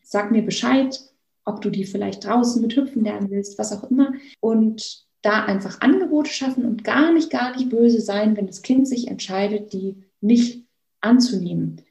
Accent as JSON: {"language": "German", "region": "Bavaria", "country": "Germany", "said": "Ich komme ja hier aus Bayern"}